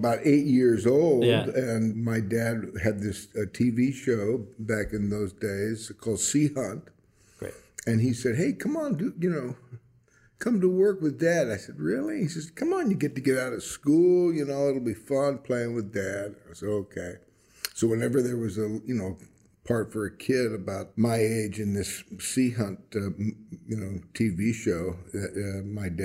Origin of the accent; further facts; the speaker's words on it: Los Angeles, California, United States; I was born in Los Angeles and raised in Los Angeles